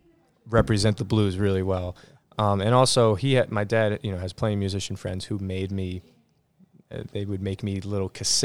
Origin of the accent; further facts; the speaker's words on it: Teaneck, New Jersey, United States; born there; Yep. I was born in Teaneck, New Jersey.